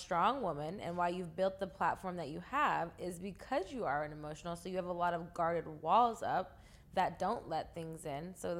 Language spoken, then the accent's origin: English; The Bronx, New York, United States; my family is from New York. Okay, we're from the Bronx. We don't play that game.